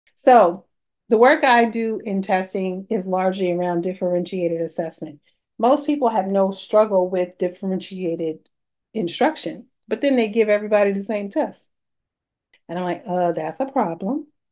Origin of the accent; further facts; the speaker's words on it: New York City, New York, United States; I'm a New Yorker